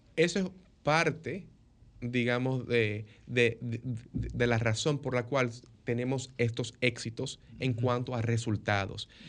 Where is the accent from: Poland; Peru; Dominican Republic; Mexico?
Dominican Republic; moved away as an adult; also born or lived in New York, United States; now in Tampa, United States; yo como dominicano, que estudié mi carrera de medicina en la Universidad de Nueva York